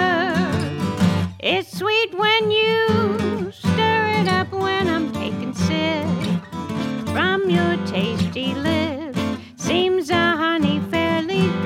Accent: Chattanooga, Tennessee, United States; I'm in Brainerd right now, but I originally grew up in East Brainerd

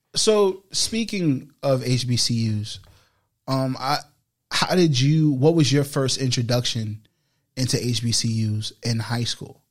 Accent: New York City, New York, United States; I've been in the Bronx my whole life

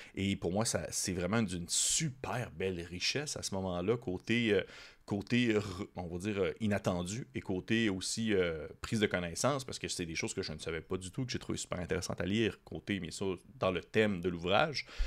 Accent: Quebec, Canada; en tant que Québécois nord-américain

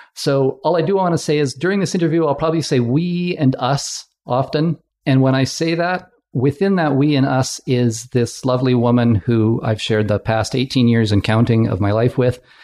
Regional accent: West Kootenays, British Columbia, Canada; moved away as an adult; also born or lived in Ottawa / Victoria / Calgary; I had job opportunities in the West Kootenays where I grew up

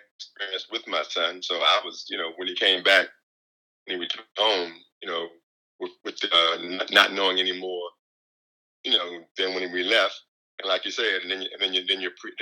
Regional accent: Hawaii, United States; now in San Diego, United States; I'm from Hawaii. Yeah, so we're in the San Diego area now.

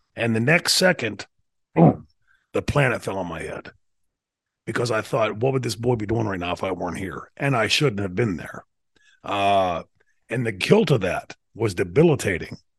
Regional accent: New Brighton, Pennsylvania, United States; my hometown, which i told you before, sort of like Mayberry

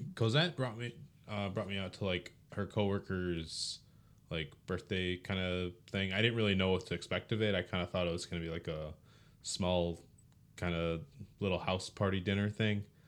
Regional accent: Philippines; I'm a Filipino who's never done karaoke

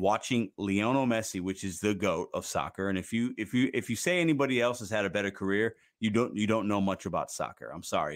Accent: Chicago, Illinois, United States; I'm from Chicago

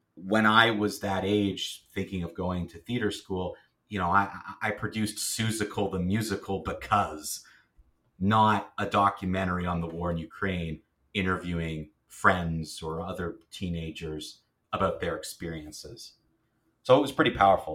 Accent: Kingston, Ontario, Canada; moved away as an adult; now in Ottawa, Canada; I'm not from Ottawa. I'm from Kingston, which is not too far from here. Um, but I grew up there

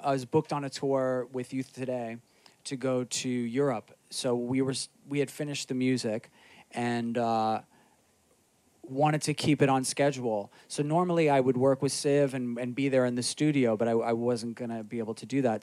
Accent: New York City, New York, United States; also born or lived in Astoria, Queens / Jackson Heights, Queens; I grew up in Rockaway, but when I moved to Astoria and lived in Jackson Heights

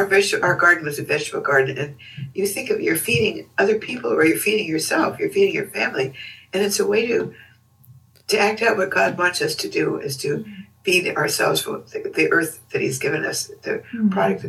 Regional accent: California, United States; I grew up in California, and that's what we ate a lot of. So that's my home food.

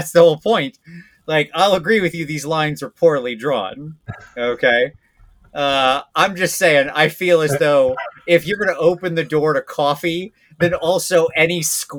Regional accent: Northwest Ohio, United States; Basically in Northwest Ohio, okay. A small town.

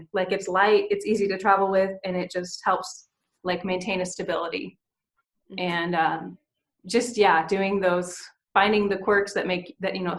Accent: United States; as an American who grew up in America, having not left America

